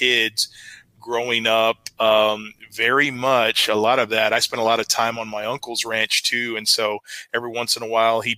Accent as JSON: {"language": "English", "region": "Texas", "country": "United States", "tie": "born or raised there", "also_born_or_lived": "Germany", "said": "I was born in Germany. So, you know, I got here to the States and I got to Texas as soon as I could, 3 months old"}